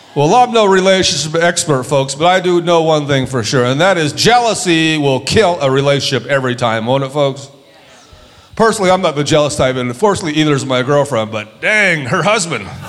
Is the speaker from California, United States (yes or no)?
yes; San Diego, California, United States; I grew up in San Diego, California. I grew up on the border with mostly Mexicans